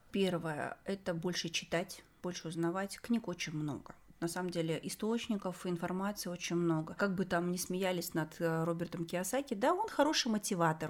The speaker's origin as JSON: {"language": "Russian", "town": "Semey", "region": "Abai Region", "country": "Kazakhstan", "moved": "yes", "said": "я из Семпатинска"}